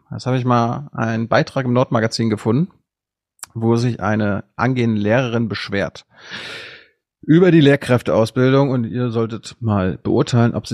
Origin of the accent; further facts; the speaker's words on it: Malchin, Mecklenburg-Vorpommern, Germany; können auch in Malchin, in meiner Heimatstadt, anfangen.